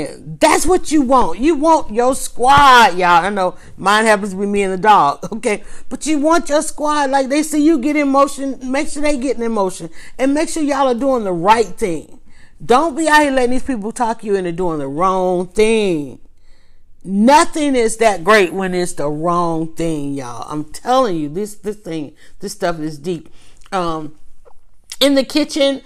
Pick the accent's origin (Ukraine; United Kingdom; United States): United States; the South; I grew up in the South